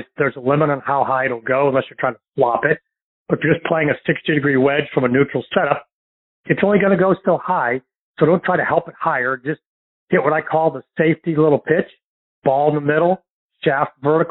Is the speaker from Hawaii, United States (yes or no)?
no; St. Louis, Missouri, United States; now in Destin, Florida, United States; my hometown of St. Louis